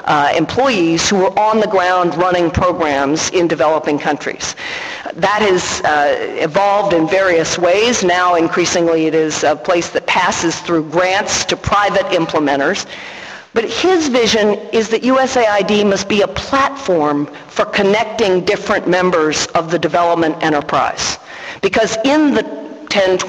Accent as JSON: {"language": "English", "country": "United States"}